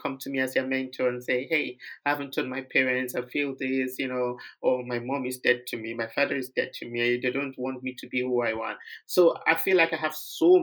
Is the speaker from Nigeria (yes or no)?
yes; Nigeria; moved away; I'm from Nigeria